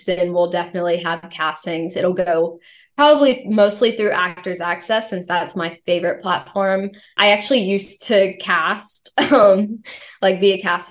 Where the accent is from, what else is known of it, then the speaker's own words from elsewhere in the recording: the South, United States; growing up in the South